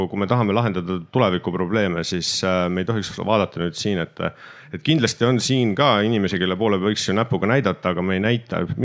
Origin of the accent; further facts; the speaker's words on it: Estonia; me oleme riik, me oleme rahvas, me oleme eestlased, me oleme Eesti kodanikud siin territooriumil